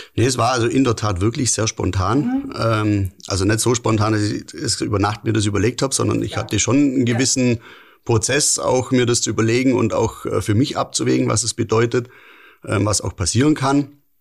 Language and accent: German; Lindau, Bavaria, Germany; bin Urlindauer